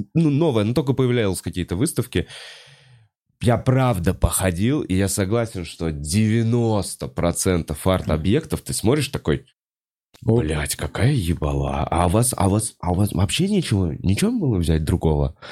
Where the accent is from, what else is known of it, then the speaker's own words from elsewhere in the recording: Moscow, Russia; я как э, э москвич